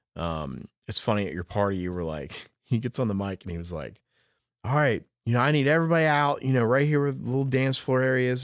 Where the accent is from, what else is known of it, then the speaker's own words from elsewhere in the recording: New Jersey, United States; I'm from South Jersey